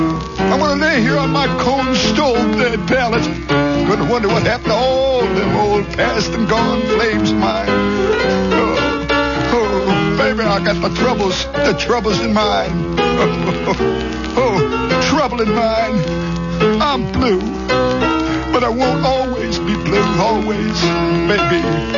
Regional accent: Chicago, Illinois, United States; Yeah, I'm from Chicago. That wind blows cold down State Street, whistles along Randolph

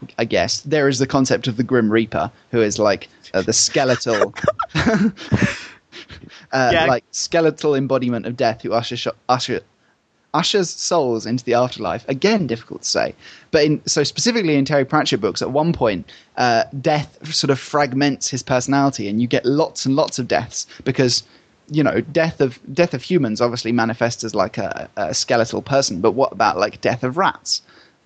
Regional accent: Essex, East of England, United Kingdom; Essex is my hometown. Home county.

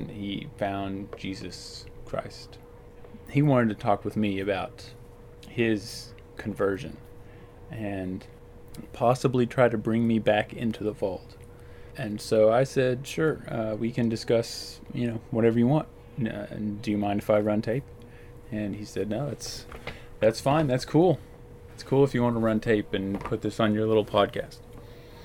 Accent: Azle, Texas, United States; also born or lived in Fort Collins, Colorado; now in Seattle, United States; I take a trip back to Texas to visit my family, back to good old Azle, Texas

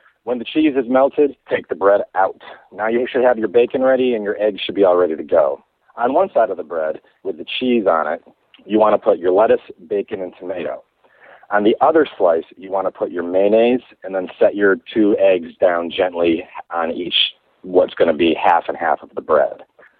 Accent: Saratoga Springs, New York, United States; I am a musician from Saratoga Springs, New York

